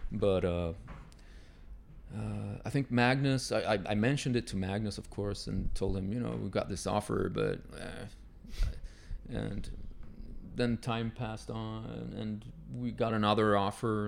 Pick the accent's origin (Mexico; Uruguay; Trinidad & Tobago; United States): Uruguay; moved away; I'm from South America, from yeah. Uruguay